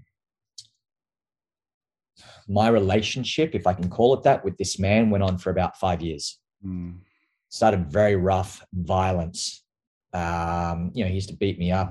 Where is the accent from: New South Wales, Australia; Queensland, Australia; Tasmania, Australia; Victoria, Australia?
New South Wales, Australia; Queanbeyan; I grew up in Canberra, or just a small little town outside of Canberra called Queanbeyan.